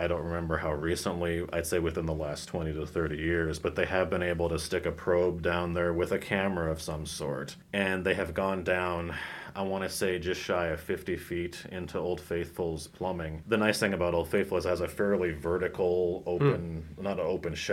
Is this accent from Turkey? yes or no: no; Red Lodge, Montana, United States; I grew up in Red Lodge, which is basically just over the mountain from Yellowstone